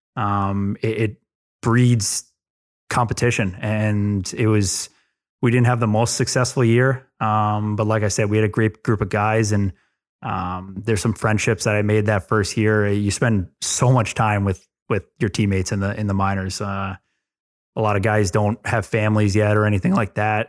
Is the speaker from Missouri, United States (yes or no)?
no; New Jersey, United States; also born or lived in Long Island, New York; grew up here, here in Jersey. I was born on Long Island. Um, moved to Jersey when I was two or three years old. Uh, grew up on a farm in North Jersey